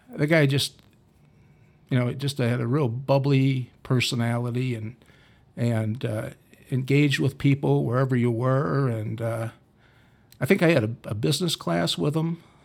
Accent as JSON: {"language": "English", "town": "Dubuque", "region": "Iowa", "country": "United States", "tie": "born or raised there", "said": "I was from Dubuque. Uh, went to Waller High School"}